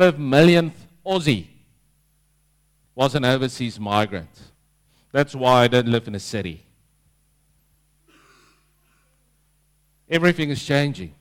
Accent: South Africa; moved away as an adult; now in Langwarrin, Australia; That's my kind of people, being South African

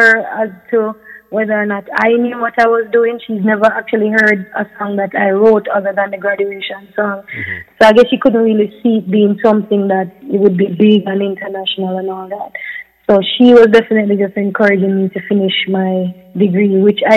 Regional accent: Jamaica; I'm a Jamaican doing music

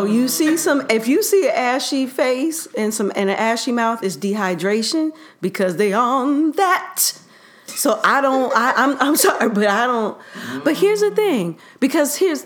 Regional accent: Cleveland, Ohio, United States; moved away as an adult; also born or lived in Virginia; now in New York, United States; I'm from Cleveland

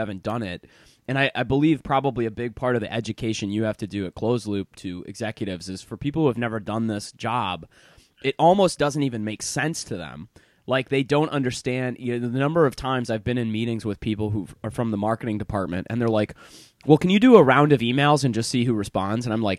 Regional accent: Michigan, United States; I grew up in Michigan, man.

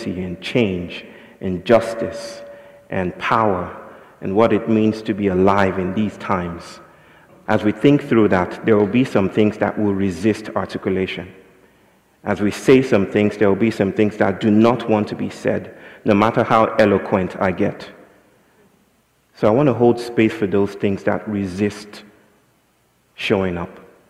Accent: Nigeria; I'm from Nigeria

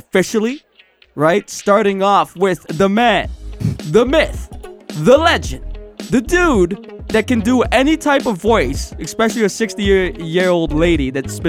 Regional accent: Canada; we're Canadian.

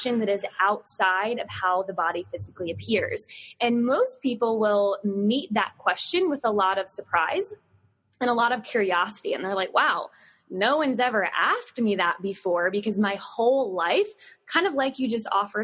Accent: Southern Virginia, United States; growing up in the South, not as South as you, but Southern Virginia

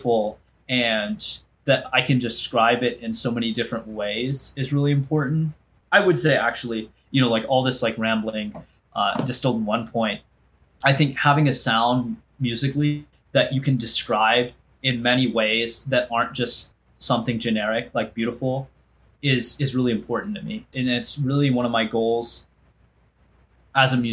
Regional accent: United States; as an Indian American

